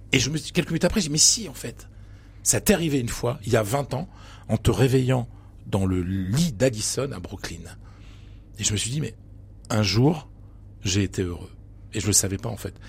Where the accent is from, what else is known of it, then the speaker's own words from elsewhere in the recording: Pas-de-Calais, Hauts-de-France, France; moved away; je viens d'un petit village du Pas-de-Calais. Je viens d'une famille modeste.